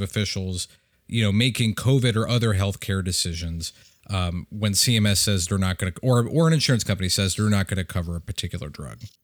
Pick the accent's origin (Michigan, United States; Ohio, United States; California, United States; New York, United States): Michigan, United States; my home state of Michigan